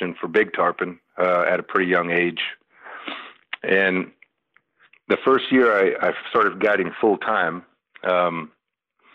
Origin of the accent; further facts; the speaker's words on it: Homestead, Florida, United States; in those days, I was from Homestead. I wasn't from the Keys